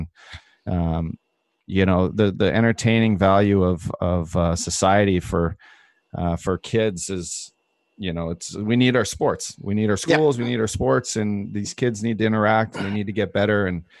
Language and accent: English; Canada; now in United States; Yeah, I know. It's bad. It's bad that I'm a Canadian. I can't even go up there.